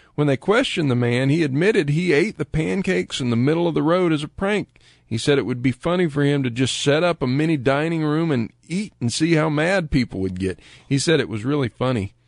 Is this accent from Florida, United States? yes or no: yes; Lakeland, Florida, United States; Lakeland, Florida, my hometown